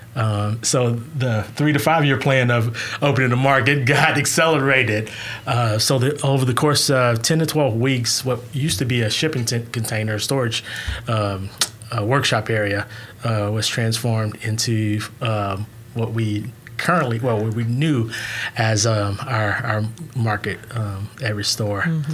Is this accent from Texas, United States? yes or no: yes; Houston, Texas, United States; now in Oklahoma City, United States; originally from uh, Houston, Texas, the great state of Texas